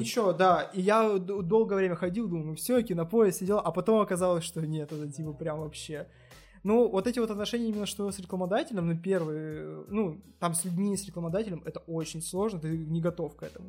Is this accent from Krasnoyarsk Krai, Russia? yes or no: yes; Achinsk, Krasnoyarsk Krai, Russia; moved away; Я из Ачинска